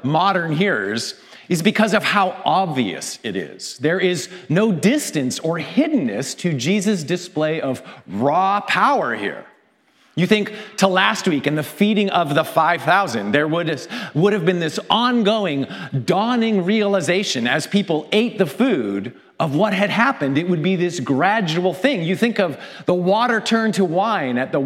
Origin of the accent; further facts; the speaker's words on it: Canada; As a Canadian